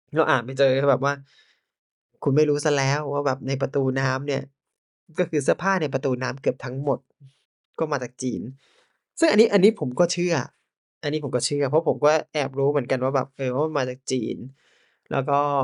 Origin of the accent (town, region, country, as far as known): Thailand